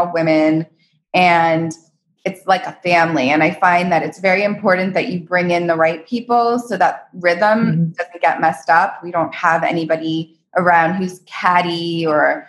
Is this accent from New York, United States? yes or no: no; Palm Beach, Florida, United States; also born or lived in Aspen, Colorado; now in Los Angeles, United States; I'm from Palm Beach, Florida.